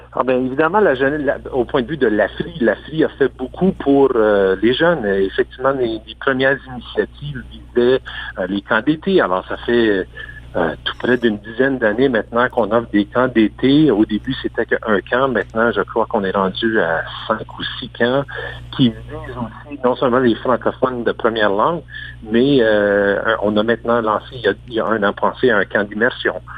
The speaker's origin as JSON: {"language": "French", "town": "Sudbury", "region": "Ontario", "country": "Canada", "moved": "as an adult", "lives_now": "Aurora, Canada", "said": "Je suis un franco-ontarien du nord de l'Ontario. J'arrive de, la région de Sudbury, euh, au-delà de 25 ans passés"}